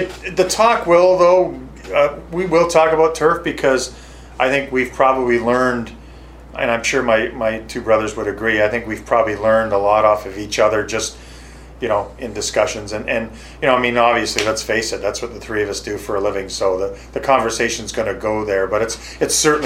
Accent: Canada; moved away as an adult; now in Buffalo, United States; we're from Canada

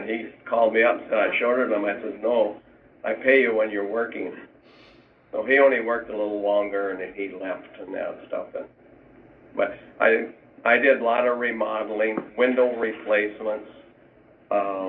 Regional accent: Hugo, Minnesota, United States; We were born and raised in Hugo

